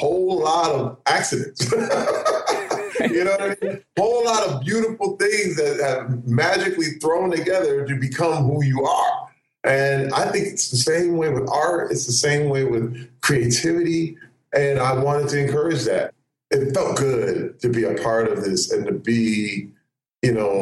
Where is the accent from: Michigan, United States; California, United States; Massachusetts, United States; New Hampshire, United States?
Michigan, United States; Flint; moved away; I grew up in Flint, Michigan, but as a kid, I was an artist